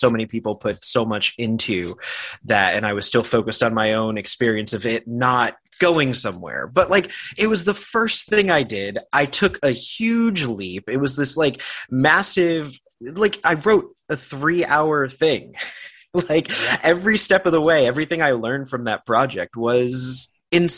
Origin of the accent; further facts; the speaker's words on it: Yonkers, New York, United States; I'm from McLean Avenue. My family owned Artuso's Bakery